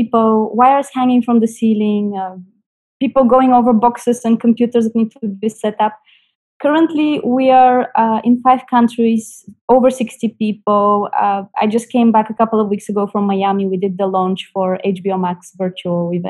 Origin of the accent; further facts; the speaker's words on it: Bulgaria; moved away as an adult; also born or lived in Netherlands / Spain; now in Dubai, United Arab Emirates; I'm from Bulgaria, and there I studied mathematics